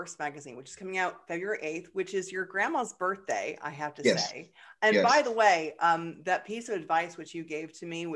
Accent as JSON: {"language": "English", "town": "Seattle", "region": "Washington", "country": "United States", "moved": "yes", "lives_now": "Atlanta, United States", "said": "I am from Seattle"}